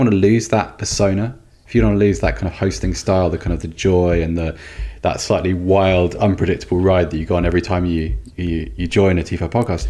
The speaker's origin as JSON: {"language": "English", "town": "Oxford", "region": "South East England", "country": "United Kingdom", "tie": "born or raised there", "said": "when I was younger, I grew up in Oxford"}